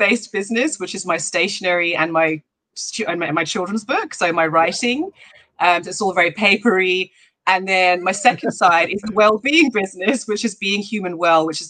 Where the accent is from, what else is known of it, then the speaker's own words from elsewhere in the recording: London, United Kingdom; moved away as an adult; also born or lived in Swaziland; now in Cape Town, South Africa; moved to the UK when I was about 6 years old. And lived there for my whole life. So I'm truly a Londoner, to be honest, in terms of my main upbringing